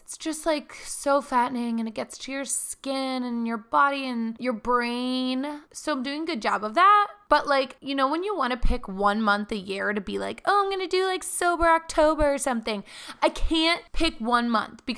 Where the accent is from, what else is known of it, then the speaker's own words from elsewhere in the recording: Philadelphia, Pennsylvania, United States; moved away; flying to home to Philly